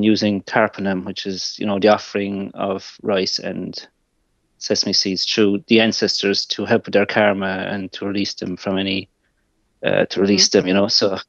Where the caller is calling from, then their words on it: Ireland; I'm calling from Ireland.